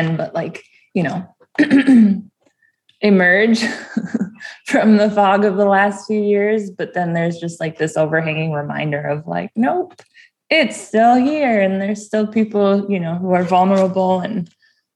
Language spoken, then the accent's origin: English; Fond du Lac Reservation, Minnesota, United States; now in Duluth, United States; I grew up on the Fond du Lac Reservation